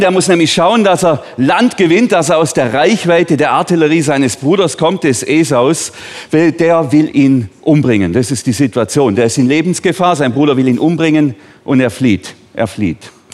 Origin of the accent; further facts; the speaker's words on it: Bambergen, Baden-Württemberg, Germany; Ich bin hier in Bambergen aufgewachsen, also auf einem Hof ganz neben diesem Dorf da unten in Bambergen